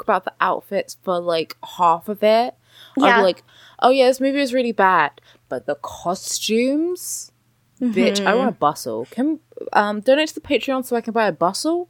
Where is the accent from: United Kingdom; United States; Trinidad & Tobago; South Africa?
United Kingdom; speaking as a British person